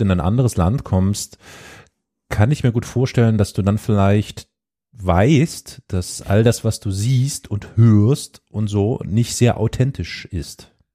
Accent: Saxony, Germany; Ich komme aus Sachsen

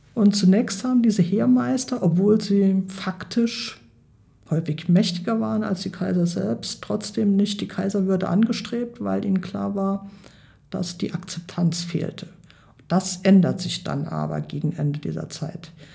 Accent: Germany; bei uns in Deutschland

